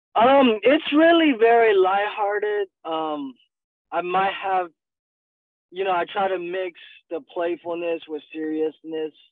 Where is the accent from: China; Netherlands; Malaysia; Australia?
China; moved away as an adult; also born or lived in Northwest China / southern China / Montgomery, Alabama / Atlanta; now in Dallas, United States; I was born and raised in China